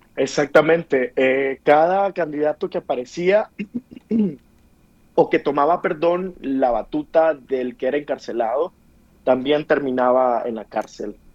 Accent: Nicaragua; moved away as an adult; now in Mexico City, Mexico; yo no estoy en Nicaragua, estoy en Ciudad de México debido eh, a la misma situación de la represión en mi país

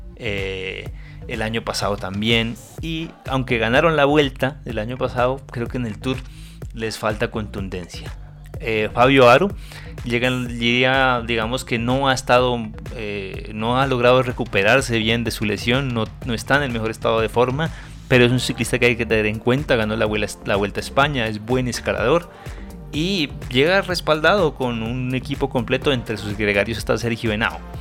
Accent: Colombia; a los colombianos nos duele como colombianos

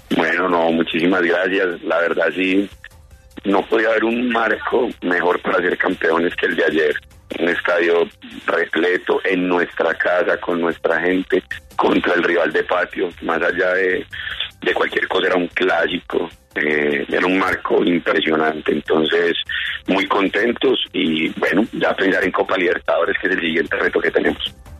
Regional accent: Marinilla, Antioquia, Colombia; also born or lived in Valle del Cauca; now in Cali, Colombia; yo amo mi, departamento, mi pueblito Marinilla, lo adoro

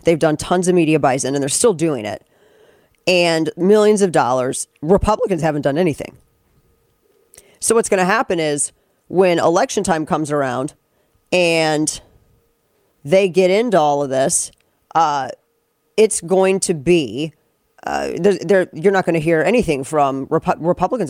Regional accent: St. Louis, Missouri, United States; I'm from we're from St. Louis

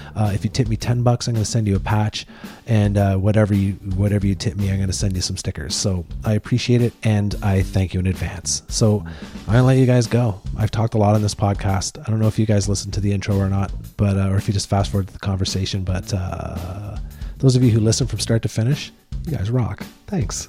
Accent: Eastern Canada, Canada; I'm from Eastern Canada

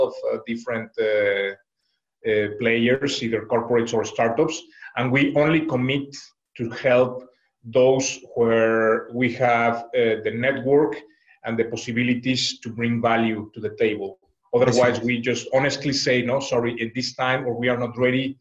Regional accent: Mexico; now in China; I am originally from Mexico

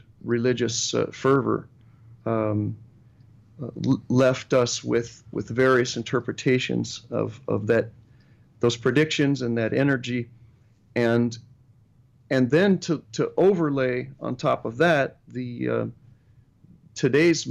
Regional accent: Sacramento, California, United States; growing up in Sacramento

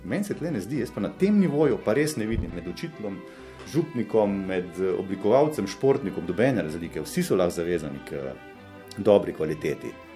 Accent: Slovenia; Slovenci smo urbanistično idioti

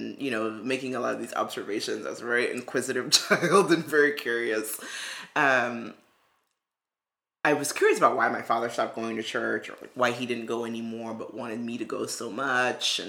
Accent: New York City, New York, United States; I knew I had had classmates who were Jewish growing up in Brooklyn

